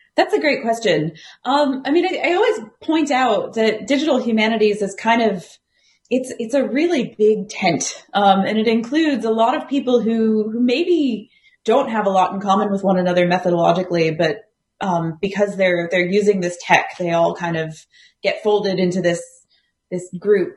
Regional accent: United States; accent: American; moved away as an adult; also born or lived in Arizona / Columbus, Ohio / Galway, Ireland; now in Australia; the accent probably betrays, I, I am American

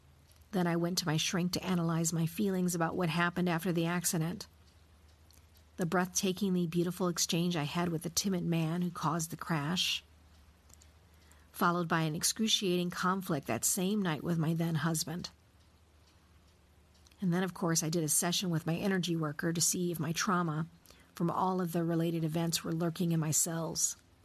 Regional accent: Oklahoma, United States; also born or lived in Colorado; now in Germany; I grew up in Oklahoma's green country in the midst of the humidity in the Midwest. Sunny Colorado is the adopted home of my heart, and I'm making a new life with my family in a town near Hamburg, Germany.

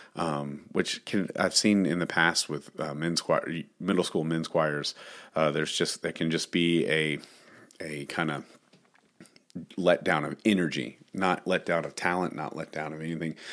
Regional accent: Dallas Fort Worth area, Texas, United States; growing up in the Dallas Fort Worth area

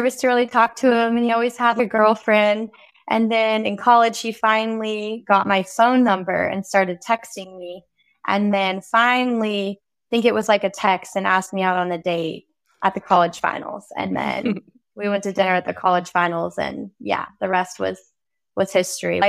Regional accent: California, United States; also born or lived in Nevada; he was from the state of Nevada and I was from California.

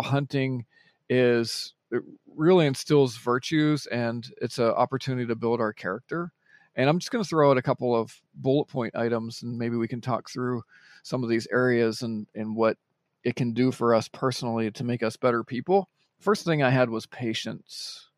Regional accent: Pittsburgh, Pennsylvania, United States; I was born just outside of Pittsburgh, Pennsylvania

